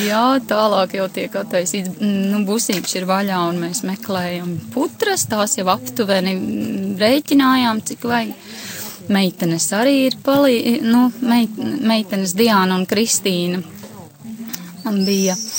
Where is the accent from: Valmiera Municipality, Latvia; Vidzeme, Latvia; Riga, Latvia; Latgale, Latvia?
Vidzeme, Latvia; Ape; Es esmu no Apes, mazas pilsētiņas, bijušā Alūksnes rajonā